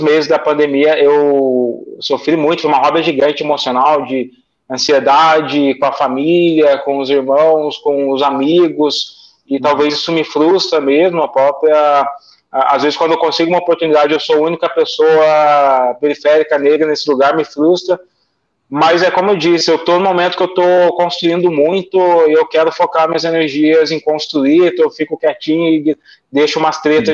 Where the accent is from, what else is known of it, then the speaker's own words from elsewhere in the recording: Guaratinguetá, São Paulo, Brazil; eu moro no interior, eu moro em Tiguetá, eu sou caipira, eu não pretendo sair daqui